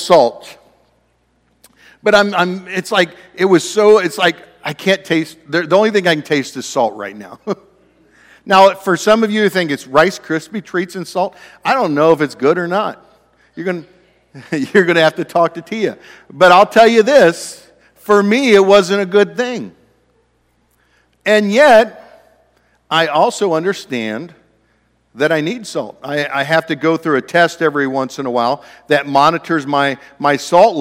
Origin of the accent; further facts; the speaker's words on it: Ohio, United States; moved away; also born or lived in Oregon; I grew up in Ohio.